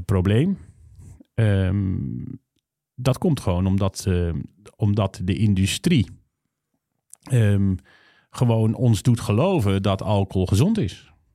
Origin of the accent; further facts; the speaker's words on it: North Brabant, Netherlands; ik kom uit Brabant